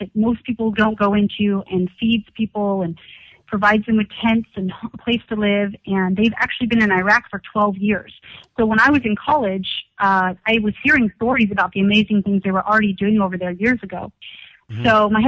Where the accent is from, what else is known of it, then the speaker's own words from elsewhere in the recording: California, United States; also born or lived in Corona, California; I was born and raised in California. I live in Corona, California, in Riverside